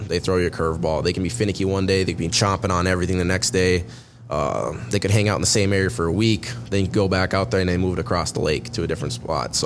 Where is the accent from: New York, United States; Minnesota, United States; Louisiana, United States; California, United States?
Minnesota, United States; Lake Park, Detroit Lakes area; I grew up fishing over near Lake Park of Minnesota, Detroit Lakes area, Ottawa counties, fished a lot of those lakes